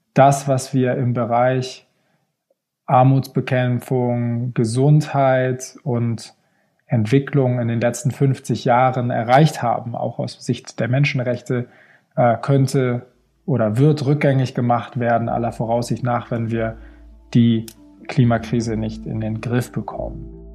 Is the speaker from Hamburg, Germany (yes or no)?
yes; Hamburg, Germany; moved away as an adult; also born or lived in Stockholm, Sweden; now in Geneva, Switzerland; ich bin am Wasser aufgewachsen in Hamburg